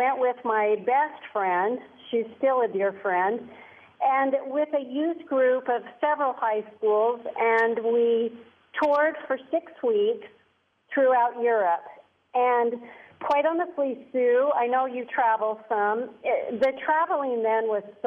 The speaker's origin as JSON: {"language": "English", "town": "Salt Lake City", "region": "Utah", "country": "United States", "tie": "born or raised there", "moved": "as an adult", "lives_now": "Italy", "said": "I am fifth generation Utahn. So growing up in Salt Lake City, I was surrounded by family, extended family, and lots of childhood friends"}